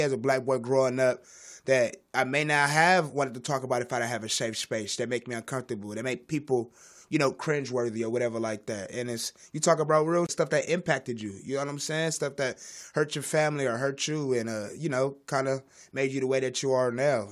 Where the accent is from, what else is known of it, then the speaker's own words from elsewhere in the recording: Los Angeles, California, United States; I'm from South Central